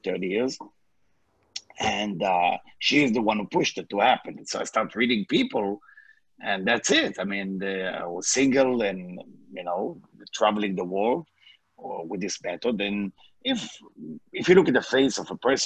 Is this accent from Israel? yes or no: yes; Israel; English is a second language; moved away; I born in Israel. English is not my first language.